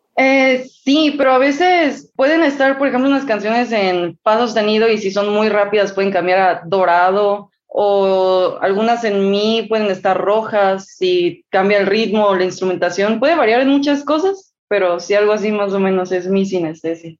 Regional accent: Mexico; Tengo 21 años, soy mexicana.

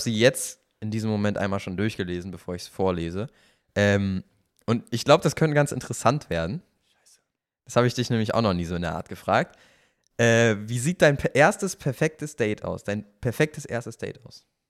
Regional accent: Kiel, Schleswig-Holstein, Germany; now in Cologne, Germany; ich bin da ja aufgewachsen in Kiel

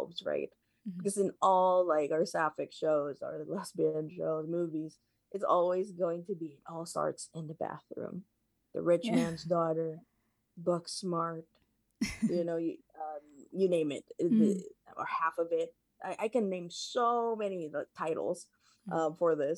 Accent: Seattle, Washington, United States; I am from the US, I'm from Seattle

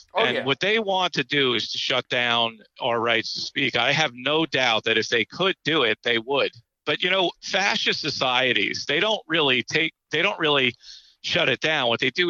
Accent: New York, United States; Being a New Yorker, I just, when his voice comes on, I just start yelling at the radio.

